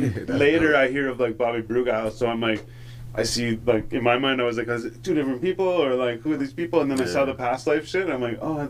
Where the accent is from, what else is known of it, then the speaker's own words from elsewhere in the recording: Renfrew, Ontario, Canada; I'm from Renfrew.